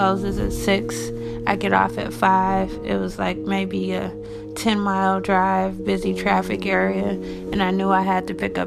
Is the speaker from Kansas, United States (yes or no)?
no; Detroit, Michigan, United States; I'm from Detroit, Michigan.